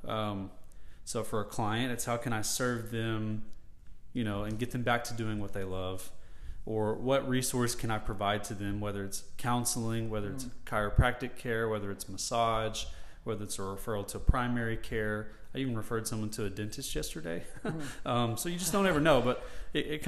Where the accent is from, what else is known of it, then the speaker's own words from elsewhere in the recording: Murfreesboro, Tennessee, United States; I grew up in Murfreesboro, so it has a special place in my heart. It's been my community for my 30 years